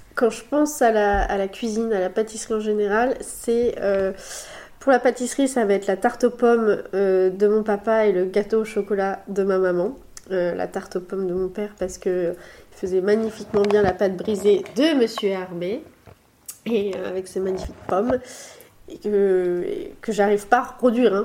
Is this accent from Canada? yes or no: no; Le Mans, Pays de la Loire, France; moved away as an adult; also born or lived in Nice; now in Bordeaux, France; je suis originaire du Mans, de la Sarthe, où euh, j'ai fait toutes mes études. Et puis, je suis arrivée à Bordeaux il y a 4 ans